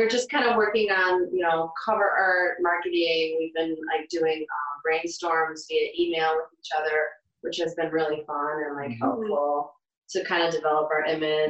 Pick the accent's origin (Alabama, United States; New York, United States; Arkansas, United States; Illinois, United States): Illinois, United States; Chicago; We're from Chicago.